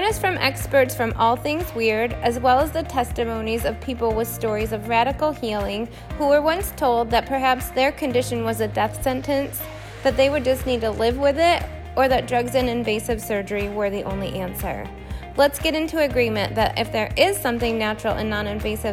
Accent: Finger Lakes, south of Cayuga Lake, New York, United States; practiced just south of Cayuga Lake in the Finger Lakes, where is my hometown where I grew up

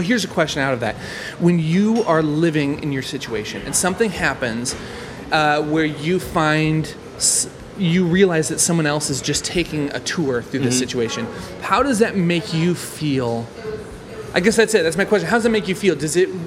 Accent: Nebraska, United States; I grew up in Nebraska.

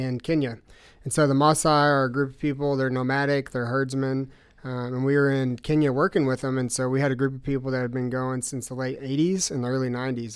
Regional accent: Russellville, United States; I grew up in First Baptist Church. And so, um, this church in Russellville

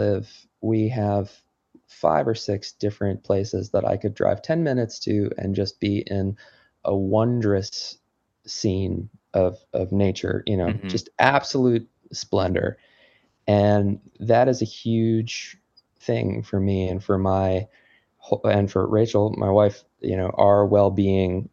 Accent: New Jersey, United States; now in Connecticut, United States; I grew up in New Jersey

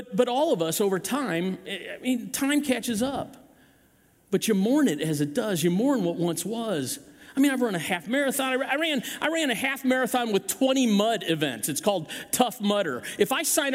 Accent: Chesterfield, Missouri, United States; I grew up in this area. I grew up hunting in Chesterfield Valley

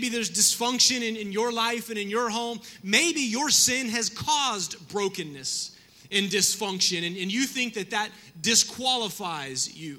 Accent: the South, United States; I grew up in the South

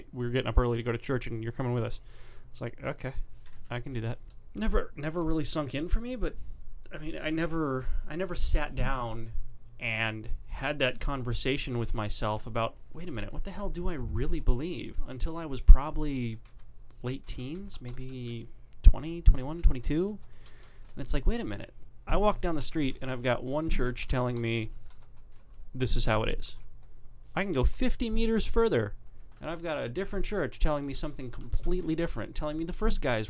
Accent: Atlanta, Georgia, United States; I grew up in the Bible Belt, okay? Deep South, outskirts of Atlanta

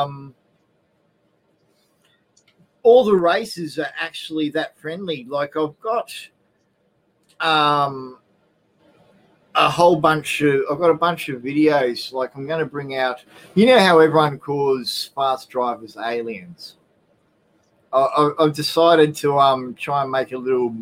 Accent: Australia; Being Australian

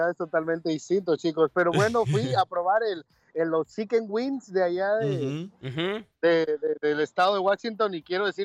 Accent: El Salvador; now in Birmingham, United States; vean cómo somos los salvadoreños.

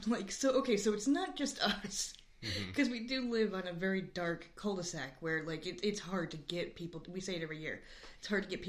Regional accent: Northeast, United States; moved away; Well, that's because we're from the Northeast.

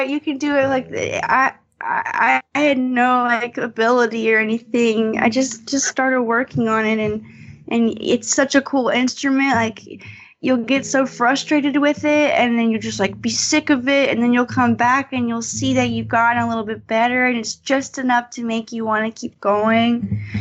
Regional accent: North Carolina, United States; moved away; I'm from North North Carolina.

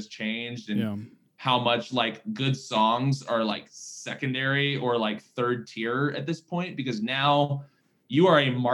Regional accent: Virginia, United States; now in Nashville, United States; growing up in Virginia, you know, being a band guy was like, that was your thing

